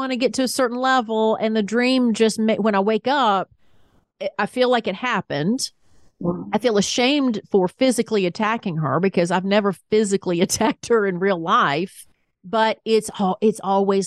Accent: the South, United States; accent: Southern; now in Atlanta, United States

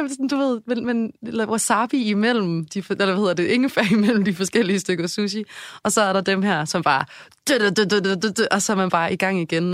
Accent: Odense, Southern Denmark, Denmark; accent: Funen (fynsk); also born or lived in Aarhus; now in Copenhagen, Denmark; selvom jeg er fra Odense, så var København ligesom mit hjem også

